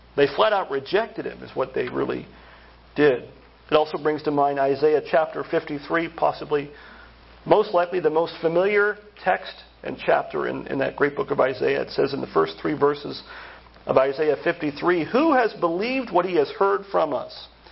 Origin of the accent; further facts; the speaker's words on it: central Pennsylvania, United States; moved away; central Pennsylvania, oh, it was like this when I grew up